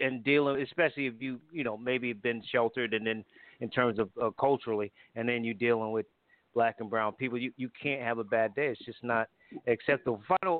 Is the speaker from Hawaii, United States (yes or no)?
no; Connecticut, United States; moved away; I grew up in Franklin Street Projects.